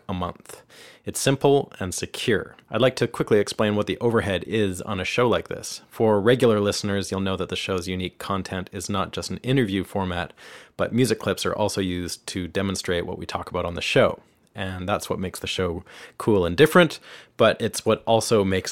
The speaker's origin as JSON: {"language": "English", "country": "Canada", "moved": "as an adult", "lives_now": "Nashville, United States", "said": "I'm a Canadian guitarist, songwriter, producer, and engineer, and I've been living and working here in Nashville for the last 4 years."}